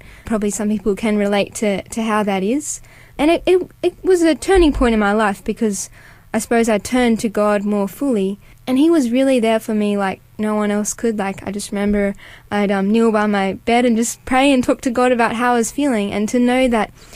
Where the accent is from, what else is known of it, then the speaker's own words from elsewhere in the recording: North Coast, New South Wales, Australia; I'm from a beautiful part of New South Wales, so the North Coast. And yeah, I grew up as an only child